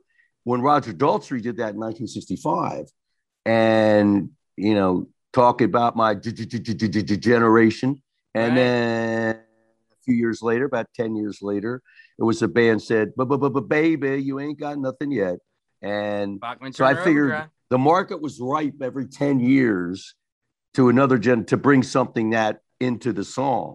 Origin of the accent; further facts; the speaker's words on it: Delaware, United States; I'm a nobody from Delaware